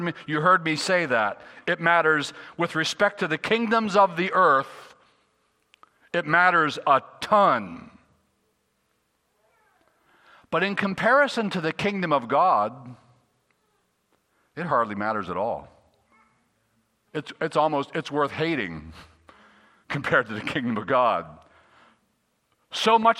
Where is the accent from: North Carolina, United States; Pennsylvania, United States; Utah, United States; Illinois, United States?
Pennsylvania, United States; Gettysburg; I was born in Gettysburg